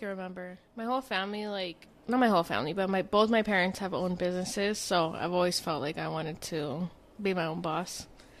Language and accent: English; Escondido, California, United States; also born or lived in San Diego, California; I grew up in San Diego, and then when we were like 6 or 7, we came to Escondido, and then I've been around here ever since.